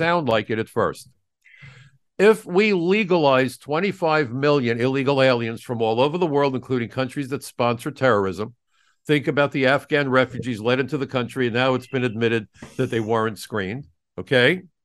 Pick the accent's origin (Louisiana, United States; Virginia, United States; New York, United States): New York, United States; New York City; it was my hometown